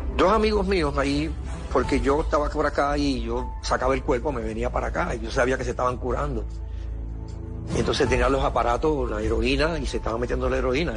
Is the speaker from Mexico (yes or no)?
no; Caguas, Puerto Rico; yo me crié en Cagua, y al lado estaba Burao, pueblo